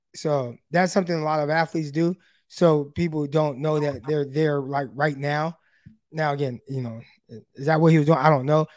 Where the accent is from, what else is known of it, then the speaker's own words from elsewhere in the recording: Stockton, California, United States; also born or lived in Modesto; I went to Modesto during college, but I'm, I'm from Stockton, though, real north side